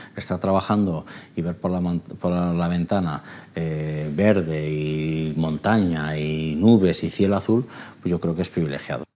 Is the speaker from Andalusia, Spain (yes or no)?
no; Logroño, La Rioja, Spain; also born or lived in Soria; Yo al final nacer nací en Soria. Me vine a vivir a los dos años a Logroño, o sea, soy soriano. Me, me considero riojano, sin duda.